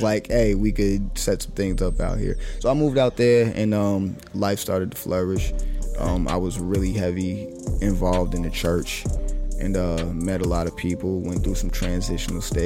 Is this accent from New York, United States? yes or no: yes; Wyandanch, New York, United States; I'm from Long Island, New York, the cusp of North Babylon, Wyandanche area